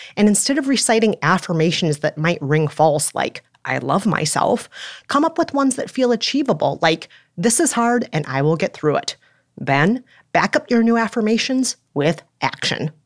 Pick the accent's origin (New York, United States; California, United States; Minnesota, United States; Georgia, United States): Minnesota, United States; moved away; I'm Minnesotan